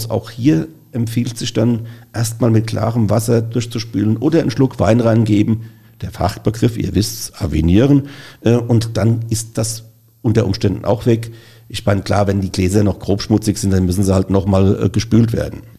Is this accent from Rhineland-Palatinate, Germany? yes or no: yes; Mainz, Rhineland-Palatinate, Germany; Also als Mainzer müssen wir natürlich vorrangig erstmal.